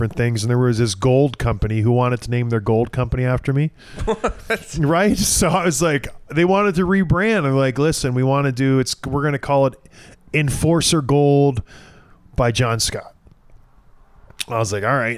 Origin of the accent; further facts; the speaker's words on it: St. Catharines, Ontario, Canada; growing up in St. Catharines